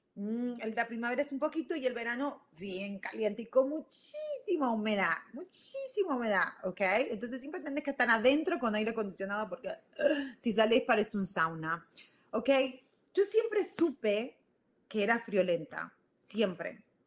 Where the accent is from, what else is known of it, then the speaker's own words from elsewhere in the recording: Argentina; moved away as an adult; also born or lived in Virginia, United States; now in United States; soy de Argentina, ustedes ya lo saben, yo a los 18 años me fui a, vine acá a Estados Unidos y viví en Virginia